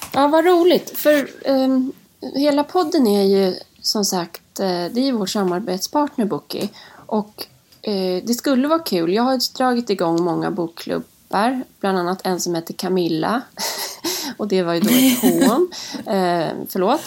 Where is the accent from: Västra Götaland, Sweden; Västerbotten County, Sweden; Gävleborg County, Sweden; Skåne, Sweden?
Gävleborg County, Sweden; Lingbo; now in Stockholm, Sweden; jag är född uppe i Hälsingland, i lilla Lingbo